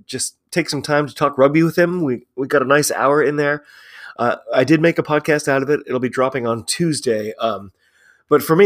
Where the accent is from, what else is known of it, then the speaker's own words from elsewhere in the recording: United States; I'm an American rugby fan